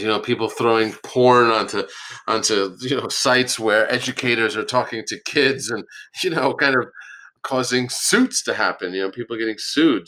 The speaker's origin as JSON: {"language": "English", "town": "Yonkers", "region": "New York", "country": "United States", "tie": "born or raised there", "also_born_or_lived": "Manhattan, New York", "said": "I was born and raised in um, Yonkers, New York, but born in Manhattan"}